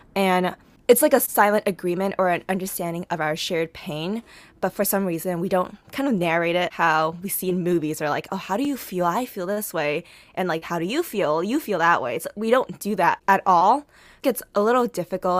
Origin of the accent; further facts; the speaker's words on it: United States; growing up as an Asian American woman